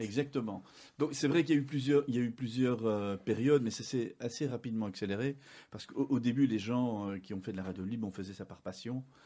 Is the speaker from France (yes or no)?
no; Uccle, Brussels-Capital Region, Belgium; also born or lived in Morlanwelz; je suis belge, je suis né à, à Uccle, j'ai fait une partie de mes études au Collège Saint-Pierre à Uccle